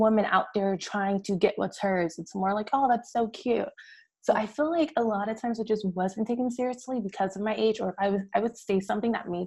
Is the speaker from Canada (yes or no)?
no; California, United States; now in Texas, United States; I'm a Californian girl who moved to Texas, and I'm in the South.